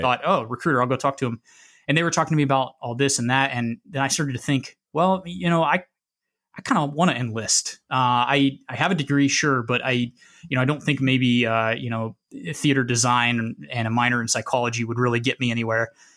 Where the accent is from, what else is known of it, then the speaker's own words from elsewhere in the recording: Midwest, United States; moved away as an adult; I grew up in the Midwest, and so very landlocked